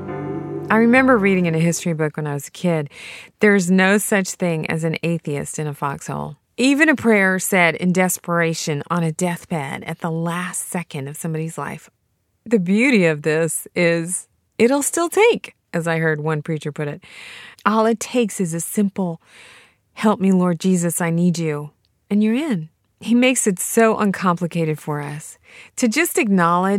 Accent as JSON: {"language": "English", "town": "Franklin", "region": "Tennessee", "country": "United States", "tie": "born or raised there", "said": "13 boys from Franklin, Tennessee, my hometown"}